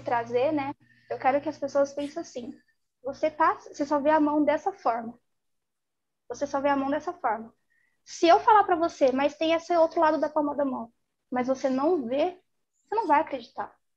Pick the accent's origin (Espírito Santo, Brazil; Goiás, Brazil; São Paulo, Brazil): São Paulo, Brazil; Eu sou de São Paulo.